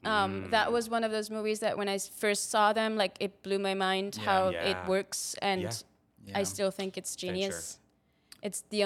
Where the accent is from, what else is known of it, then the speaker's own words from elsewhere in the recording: Austria; moved away as an adult; now in United States; I'm from Austria.